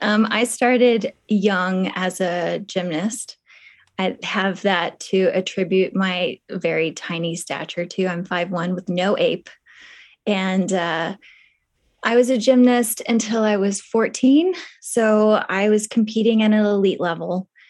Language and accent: English; Kentucky, United States; No, I spent 2 years in Hong Kong. {S0} Okay. {S1} Correct. But I'm from Kentucky.